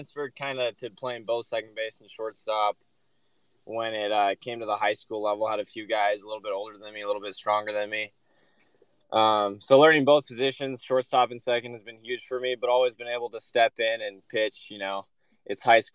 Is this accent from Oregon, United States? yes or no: yes; Bend, Oregon, United States; I grew up in Bend. It's my favorite place in the world